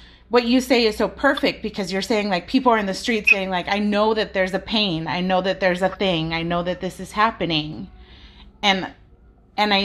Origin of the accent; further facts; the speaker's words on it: United States; I was born here